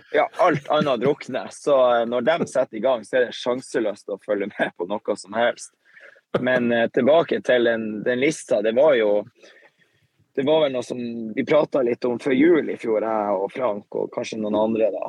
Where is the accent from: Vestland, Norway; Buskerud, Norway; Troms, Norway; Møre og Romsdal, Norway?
Troms, Norway; Tromsø; så er vi hjemme i Tromsø